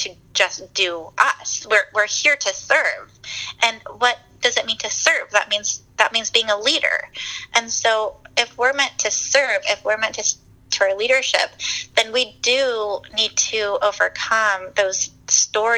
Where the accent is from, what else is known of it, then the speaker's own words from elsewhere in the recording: San Diego, California, United States; moved away; also born or lived in Washington, D.C.; I'm from San Diego, born and raised